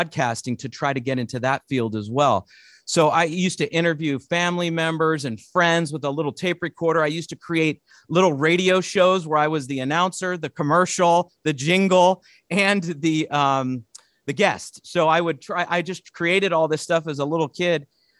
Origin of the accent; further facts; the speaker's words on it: north of the San Francisco Bay Area, California, United States; I grew up north of in the San Francisco Bay Area, a little bit north of it